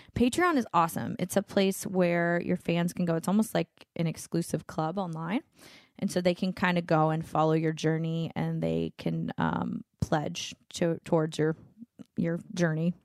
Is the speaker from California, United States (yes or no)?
no; Louisiana, United States; moved away; my hometown, um, 'cause I'm from Louisiana